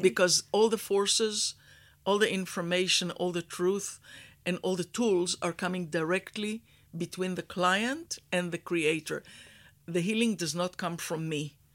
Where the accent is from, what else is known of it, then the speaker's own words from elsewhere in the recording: Israel; moved away as an adult; also born or lived in Houston, Texas, United States; I was born in Israel in a kibbutz. I was raised as a cowgirl.